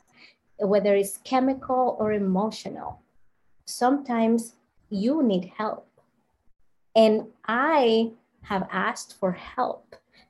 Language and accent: English; Dominican Republic; I'm from the Dominican Republic